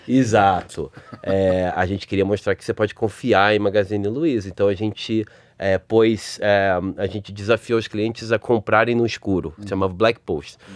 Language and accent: Portuguese; Rio de Janeiro, Brazil; accent: carioca; o meu sotaque carioca